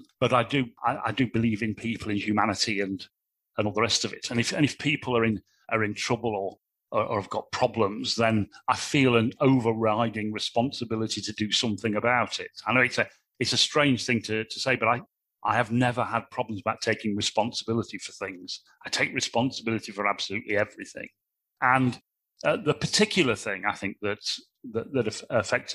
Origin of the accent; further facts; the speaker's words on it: Nottingham, East Midlands, United Kingdom; My father was a plasterer. My mother was a housewife. We lived in a council estate in Nottingham